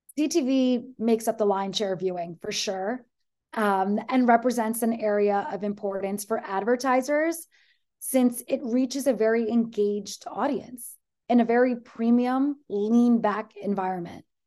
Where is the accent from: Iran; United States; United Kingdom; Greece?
Greece; I am from Greece.